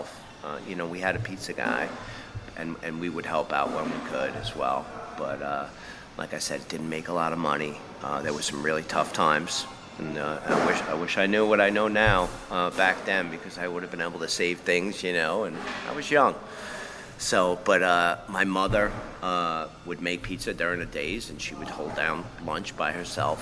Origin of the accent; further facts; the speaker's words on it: Deer Park, New York, United States; moved away as an adult; now in Texas, United States; Deer Park, Long Island as well. So kind of central Long Island